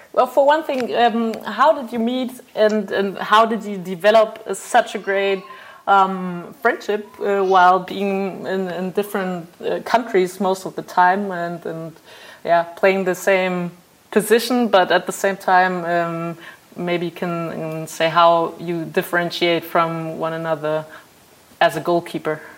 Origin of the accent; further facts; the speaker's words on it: Germany; I'm from Germany